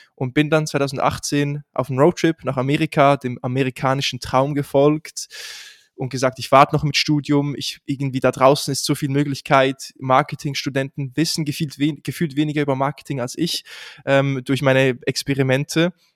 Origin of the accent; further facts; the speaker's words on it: Switzerland; accent: Swiss; moved away; ich komme ursprünglich aus der Schweiz, das hört man wahrscheinlich auch relativ schnell heraus, wenn ich spreche